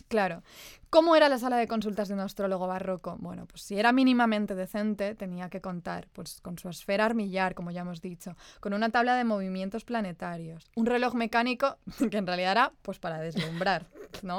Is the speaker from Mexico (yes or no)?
no; Spain; nosotras que crecimos en la España de los 90 y de los early, early 2000